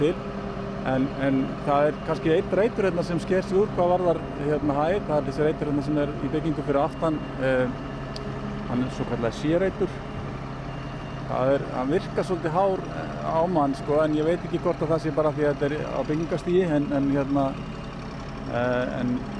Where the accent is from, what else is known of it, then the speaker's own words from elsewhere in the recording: Reykjavík, Capital Region, Iceland; Ég ólst nú upp á Grettisgötunni